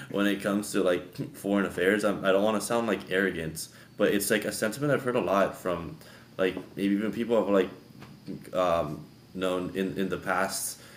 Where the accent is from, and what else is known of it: United States